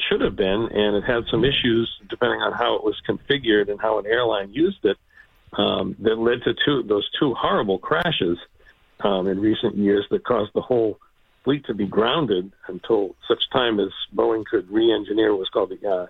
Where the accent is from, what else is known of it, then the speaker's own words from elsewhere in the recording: Nashua, New Hampshire, United States; I grew up in Nashua.